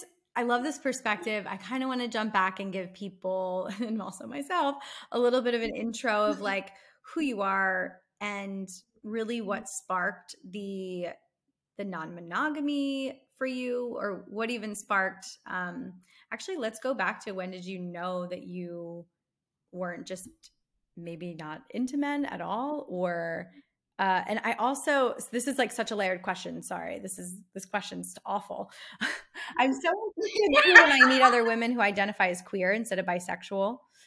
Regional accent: East Coast, United States; now in Los Angeles, United States; I'm from the East Coast. My whole family still lives in the East Coast. I'm the only person really who lives, you know, in Los Angeles or even anywhere west of Pennsylvania, really.

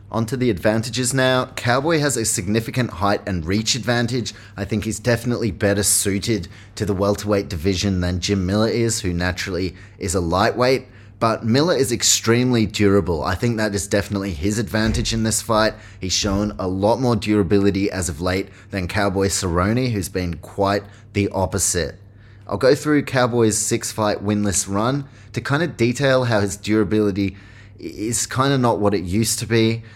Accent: New Zealand; I am from New Zealand

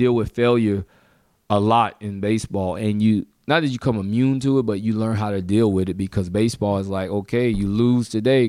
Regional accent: Mobile, Alabama, United States; born there; I was born in Mobile.

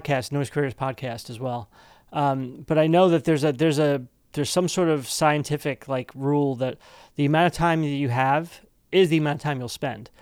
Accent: East Brunswick, New Jersey, United States; we're both from East Brunswick

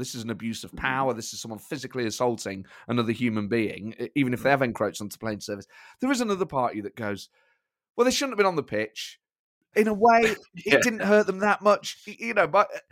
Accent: Nottingham, East Midlands, United Kingdom; growing up in Nottingham

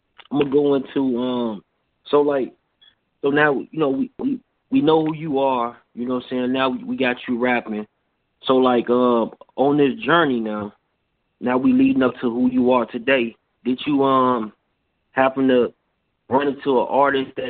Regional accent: Chicago, Illinois, United States; I'm from Chicago

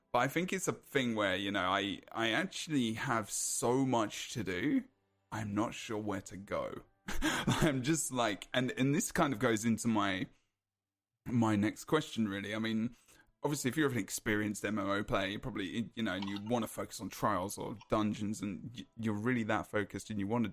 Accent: United Kingdom; I'm British

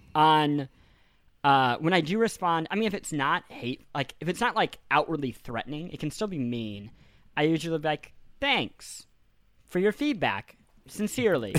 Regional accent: Kansas City, Missouri, United States; moved away; I grew up in Missouri

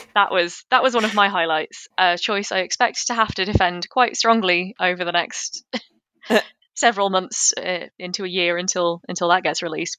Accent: United Kingdom; I'm, I'm British.

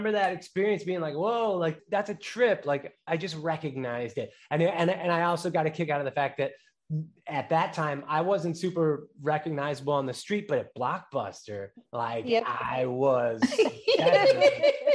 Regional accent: Chicago, Illinois, United States; also born or lived in Los Angeles; born and raised in Chicago

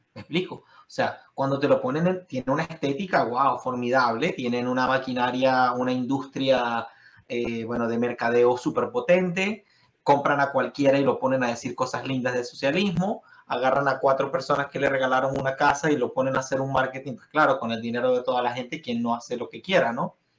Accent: Venezuela; now in United States; yo vengo de Venezuela

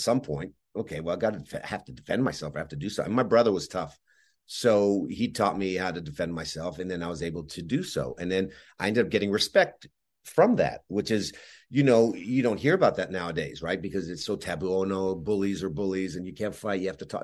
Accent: Montreal, Quebec, Canada; even though I was born in Montreal, everybody else in my family was born in, in Yugoslavia.

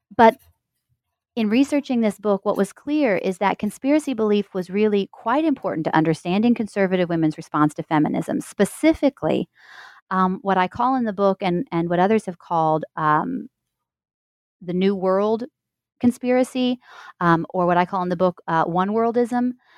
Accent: Missouri, United States; moved away; I am a Midwesterner, I'm from Missouri.

